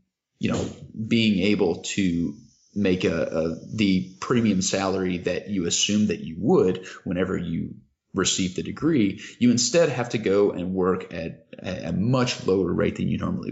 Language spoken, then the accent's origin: English; Kentucky, United States; I grew up in Kentucky